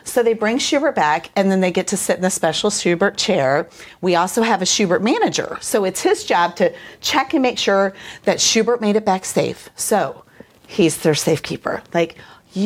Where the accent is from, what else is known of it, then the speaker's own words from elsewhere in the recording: Kansas City, Missouri, United States; I am from Kansas City, Missouri, but I work at Grace Early Childhood in Belton, Missouri